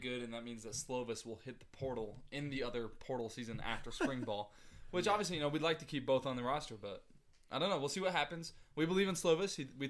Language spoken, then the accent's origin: English; Riverside County, California, United States; I grew up in Riverside County.